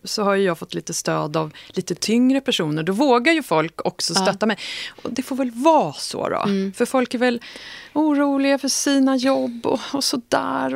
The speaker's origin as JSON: {"language": "Swedish", "town": "Sollentuna", "region": "Stockholm County", "country": "Sweden", "tie": "born or raised there", "said": "växte upp väldigt nära Malmvägen och Sollentuna"}